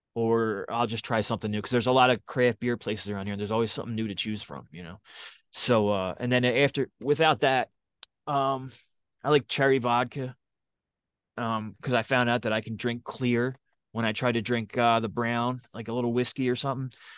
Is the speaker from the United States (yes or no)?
yes; Philadelphia, Pennsylvania, United States; I'm from Philly